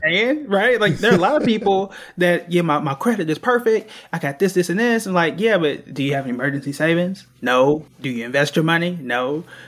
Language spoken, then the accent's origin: English; Tulsa, Oklahoma, United States; I'm from Tulsa, Oklahoma